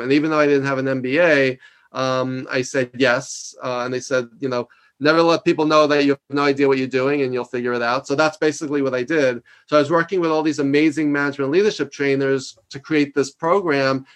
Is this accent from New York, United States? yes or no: yes; New York, United States; I'm from New York